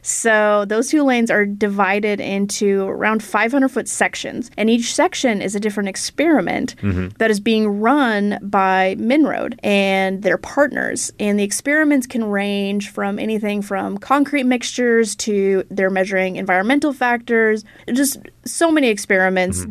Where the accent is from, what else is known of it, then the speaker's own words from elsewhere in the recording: Idaho, United States; now in Minnesota, United States; my home state of Idaho